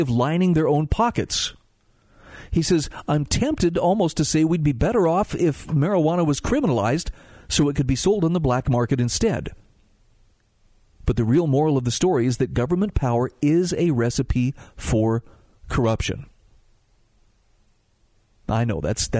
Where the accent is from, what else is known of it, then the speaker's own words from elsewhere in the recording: Utah, United States; also born or lived in Oklahoma; my home state of Utah